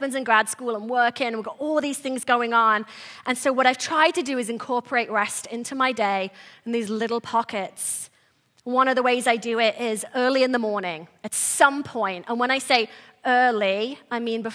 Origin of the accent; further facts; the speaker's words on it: England, United Kingdom; moved away; I was born and raised in England